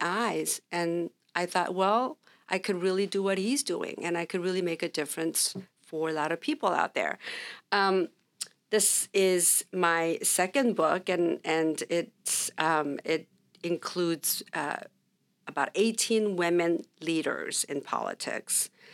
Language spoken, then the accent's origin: English; Orange County, California, United States; also born or lived in Sacramento; we grew up in Orange County